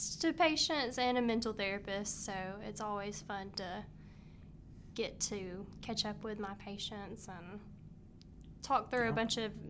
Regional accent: Cullman, Alabama, United States; moved away; also born or lived in St. John's; I am originally from Coleman, Alabama. And I have grown up in St. John's

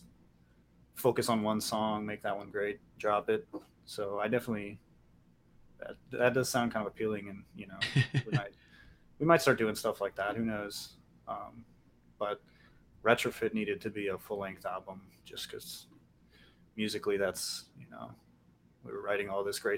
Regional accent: Cincinnati, Ohio, United States; we're from Cincinnati.

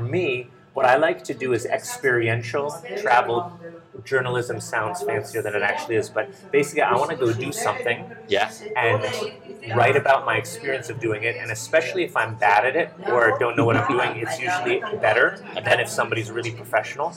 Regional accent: New Haven, Connecticut, United States; moved away as an adult; also born or lived in Maine; now in Ljubljana, Slovenia; I grew up in New Haven, Connecticut

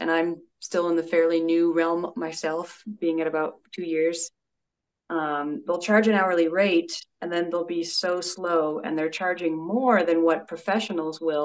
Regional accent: Denver, Colorado, United States; my hometown

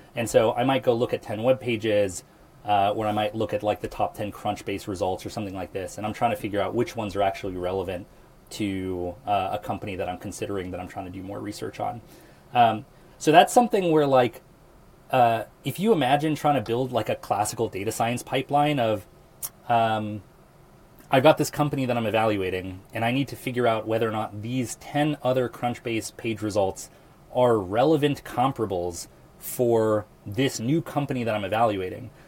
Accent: Lincoln, Nebraska, United States; I'm from Lincoln, Nebraska

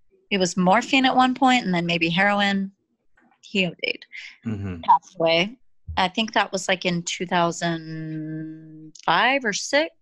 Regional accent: Massachusetts, United States; We're all from Massachusetts.

